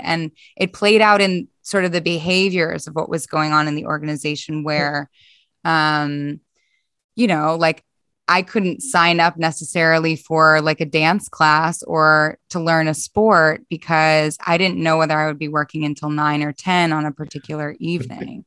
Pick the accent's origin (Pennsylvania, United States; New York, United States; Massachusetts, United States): Pennsylvania, United States; Philadelphia; moved away; also born or lived in Boston; so I'm originally from Philadelphia in the States